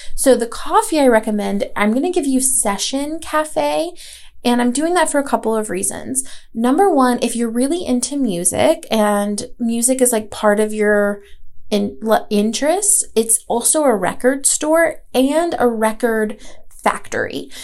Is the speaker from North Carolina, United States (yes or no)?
yes; Asheville, North Carolina, United States; moved away; I am from Asheville. I grew up here for the most part and moved back when I was, uh, you know, back in 2012